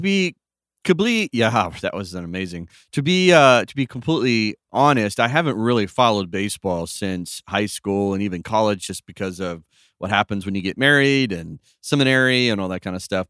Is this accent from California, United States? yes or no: yes; California, United States; I was born and raised in Cali, sunny California